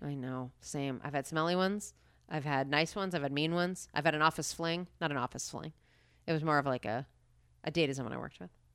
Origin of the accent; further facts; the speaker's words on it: Harrington Park, New Jersey, United States; I grew up in Harrington Park, New Jersey